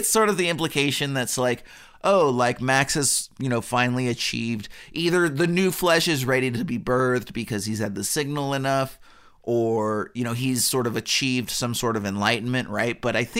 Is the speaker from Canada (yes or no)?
yes; Canada; They're like, well, we're both Canadian, so why not?